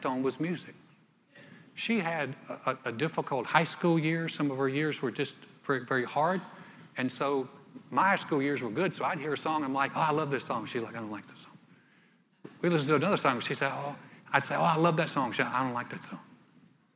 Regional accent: North Carolina, United States; moved away as an adult; also born or lived in Texas; now in Houston, United States; I was a preppy from North Carolina.

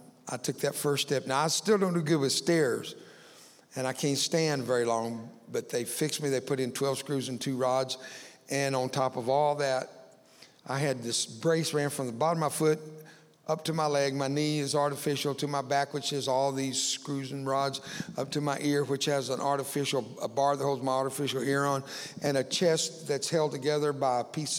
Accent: Cuero, Texas, United States; also born or lived in Fort Worth, Texas; several thousand students in a little town called Cuero, Texas, where I grew up

